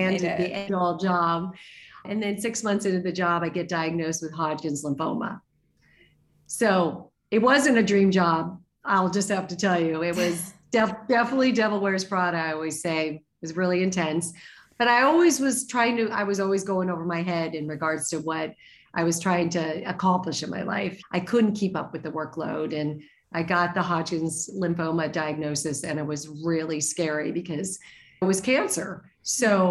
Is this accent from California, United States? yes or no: no; Arizona, United States; I grew up in Arizona